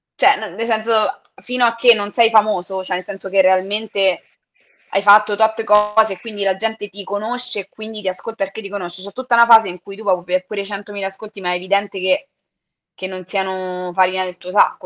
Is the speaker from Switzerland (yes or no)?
no; Mentana, Lazio, Italy; a Mentana, che è il posto dove sono cresciuta, quindi vicino a Roma